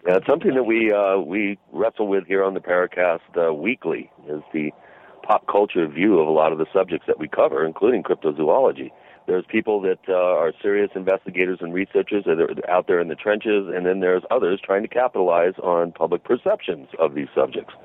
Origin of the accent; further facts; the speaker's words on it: Washington, United States; growing up in Washington State